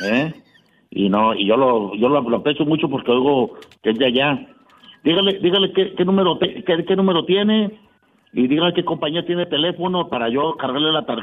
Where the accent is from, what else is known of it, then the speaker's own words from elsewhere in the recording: Ciudad Madero, Tamaulipas, Mexico; yo tengo 47, 48 años. Entonces, yo fui criado en la Revolución Verde de Ciudad Madero.